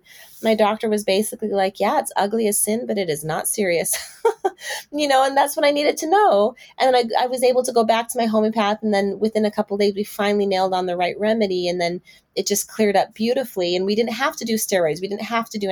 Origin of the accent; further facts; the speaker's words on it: Brazil; now in Texas, United States; I'm also from Brazil.